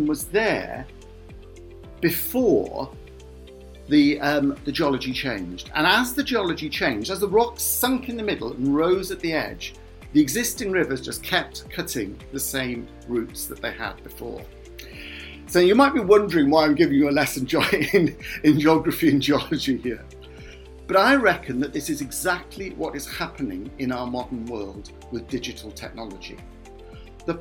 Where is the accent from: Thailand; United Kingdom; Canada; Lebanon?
United Kingdom; Cardiff, Wales; also born or lived in Tiree, Scotland; now in Swansea, United Kingdom; I was brought up in Cardiff